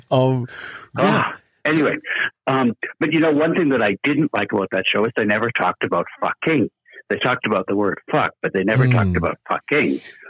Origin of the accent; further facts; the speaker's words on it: Canada; moved away; I'm a Canadian originally